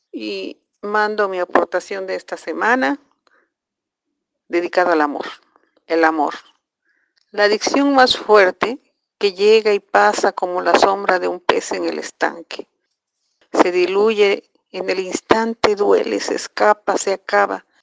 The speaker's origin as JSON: {"language": "Spanish", "town": "Las Flores", "region": "Veracruz", "country": "Mexico", "said": "soy de las Flores, de Veracruz."}